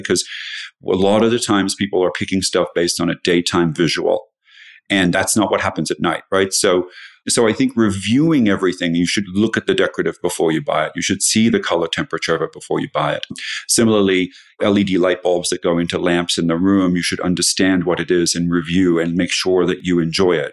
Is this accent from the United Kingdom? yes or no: no; Australia; moved away as an adult; now in United States; I grew up in Australia and I moved to the U S for love that didn't work out